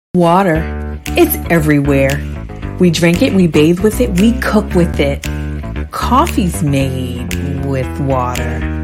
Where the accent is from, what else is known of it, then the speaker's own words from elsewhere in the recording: Oregon, United States; moved away as an adult; also born or lived in Missouri / Vermont / North Florida / San Jose, California; now in Florida, United States; I was born and raised in Oregon, started my career there